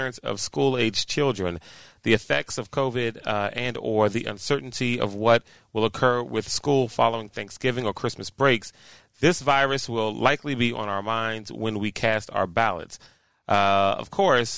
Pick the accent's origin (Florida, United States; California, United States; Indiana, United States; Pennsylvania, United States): Florida, United States; St. Petersburg; St. Pete College in my hometown